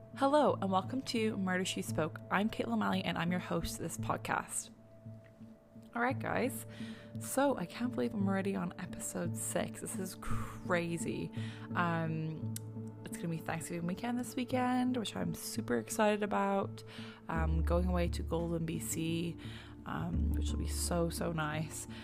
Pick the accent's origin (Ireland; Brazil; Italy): Ireland; now in Canada; we're Irish, um, being in Canada